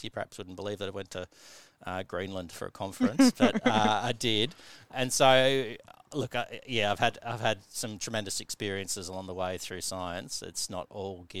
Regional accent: Tasmania, Australia; moved away as an adult; also born or lived in Newcastle, England; growing up in Tasmania

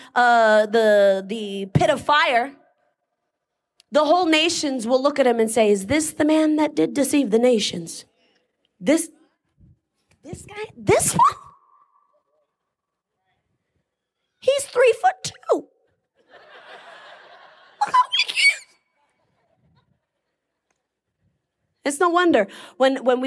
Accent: Boston, Massachusetts, United States; moved away; I'm from Boston.

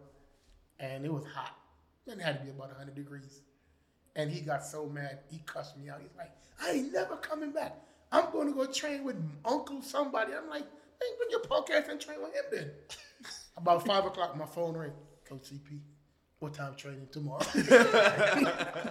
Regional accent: United States; growing up in America where all our sports is so aggressive

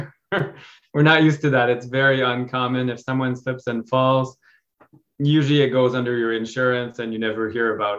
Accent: Ontario, Canada; I'm Canadian

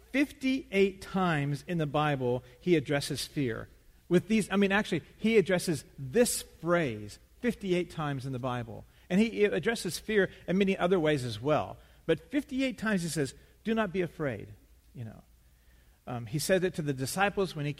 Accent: West Texas, United States; Growing up in West Texas

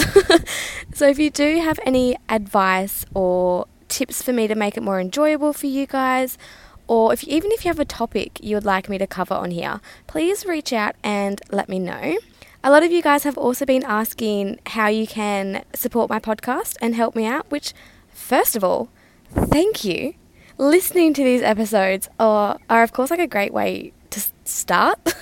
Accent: Western Australia, Australia; moved away; Australia, which is my hometown

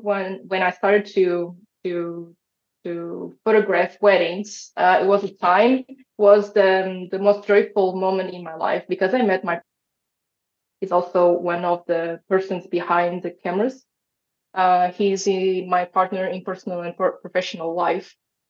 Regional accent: Portugal; I'm Portuguese. I was born and raised in Portugal

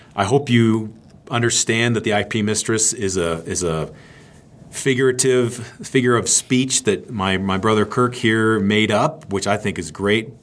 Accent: Maine, United States; I'm from Maine

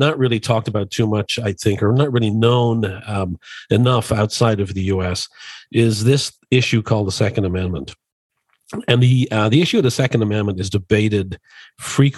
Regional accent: Dublin, Leinster, Ireland; now in Chicago, United States; I was born and raised in Dublin, Ireland

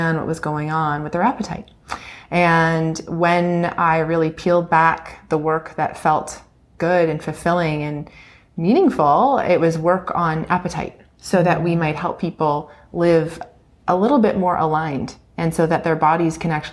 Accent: Ontario, Canada; I'm from Ontario. I grew up in a small town

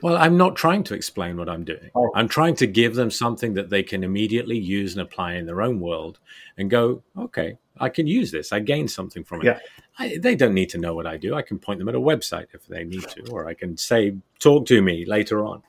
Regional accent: United Kingdom; moved away as an adult; also born or lived in Germany; I left the UK kind of twenty odd years ago

